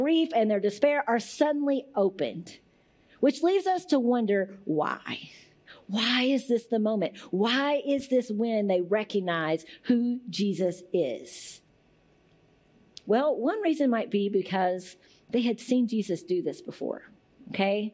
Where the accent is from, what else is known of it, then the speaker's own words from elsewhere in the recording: Muhlenberg County, Kentucky, United States; I'm from Muhlenberg County